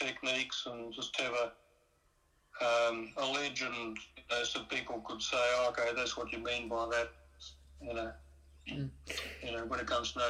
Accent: New Zealand; where I was growing up in New Zealand

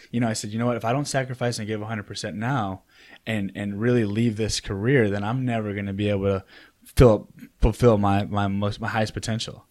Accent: Oak Park, Illinois, United States; moved away as an adult; also born or lived in Chicago, Illinois; now in North Carolina, United States; I grew up in Oak Park, Illinois

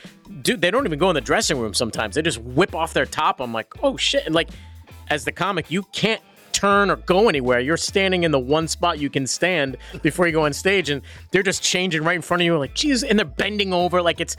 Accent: Worcester, Massachusetts, United States; born or raised there

